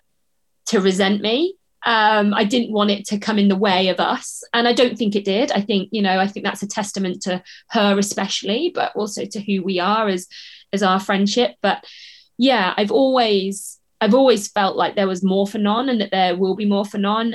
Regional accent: the Southwest, South West England, United Kingdom; moved away as an adult; also born or lived in Leeds; We're both from the Southwest regionally

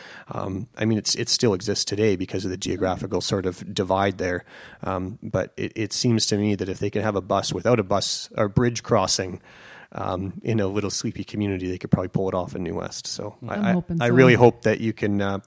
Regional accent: Delta, British Columbia, Canada; I grew up in Tawasin, South Delta, and there's a neighborhood, Boundary Bay.

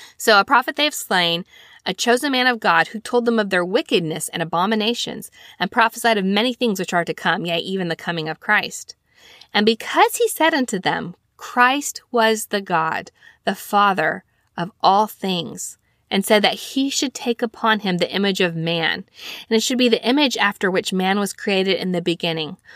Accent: Alabama, United States; I'm from Alabama.

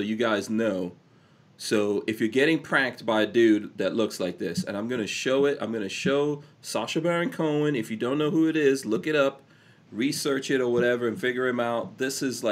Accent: New York City, New York, United States; moved away as an adult; I grew up in New York City.

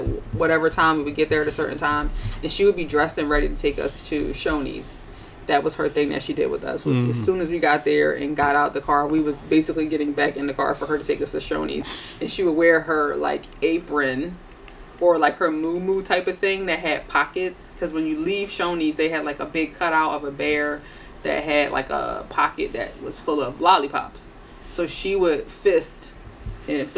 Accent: Philadelphia, Pennsylvania, United States; I grew up in Philly, but my family is originally from South Carolina

